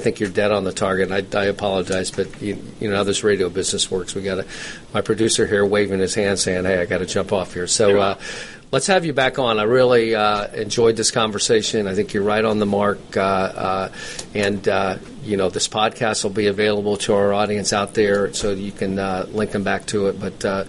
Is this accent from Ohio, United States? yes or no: yes; Ohio, United States; now in Atlanta, United States; I'm a Buckeye boy that's moved down here to Atlanta, so I'm a Midwesterner